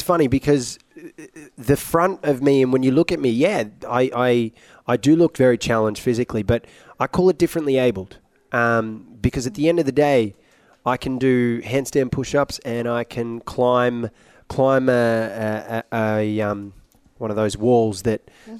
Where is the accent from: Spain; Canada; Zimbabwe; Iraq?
Iraq; No, I'm originally from Iraq.